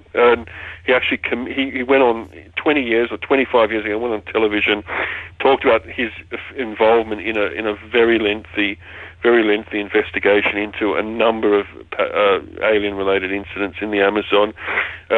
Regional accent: Australia; I'm Australian. I don't speak English properly.

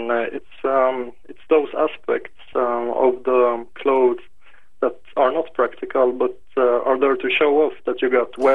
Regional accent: Lapland, Finland; I was born in Lapland, sir.

